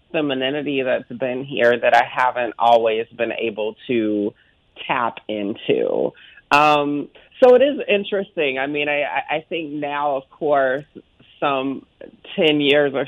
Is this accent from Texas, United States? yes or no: no; Augusta, Georgia, United States; accent: Southern; my hometown of Augusta, Georgia